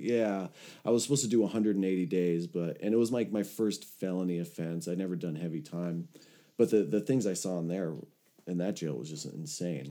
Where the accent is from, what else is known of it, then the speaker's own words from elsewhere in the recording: Los Angeles, California, United States; I had moved back to my hometown of Los Angeles